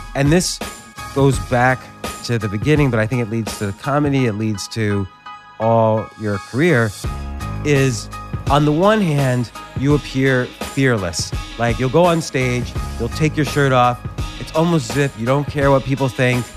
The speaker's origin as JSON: {"language": "English", "region": "New Jersey", "country": "United States", "tie": "born or raised there", "also_born_or_lived": "Pittsburgh", "moved": "yes"}